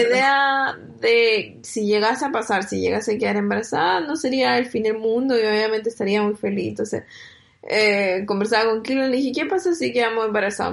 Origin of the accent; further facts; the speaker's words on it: Chile; moved away as an adult; now in Germany; cuando estoy en Chile o toda mi infancia en Chile